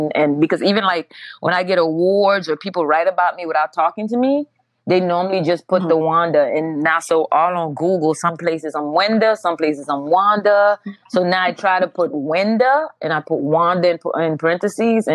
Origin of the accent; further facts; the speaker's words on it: Turks & Caicos Islands; now in United States; I grew up in Turks and Caicos.